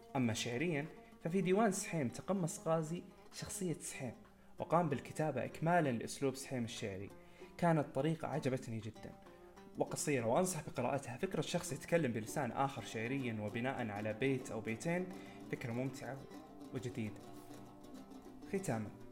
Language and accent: Arabic; Saudi Arabia; نحن كسعوديين